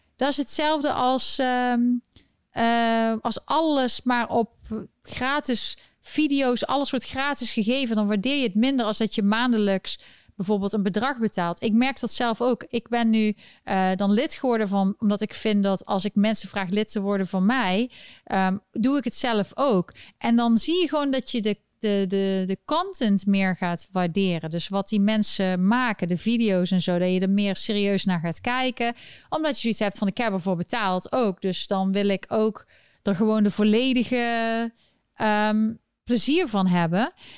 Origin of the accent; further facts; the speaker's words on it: Eindhoven, North Brabant, Netherlands; in Eindhoven, waar ik opgegroeid ben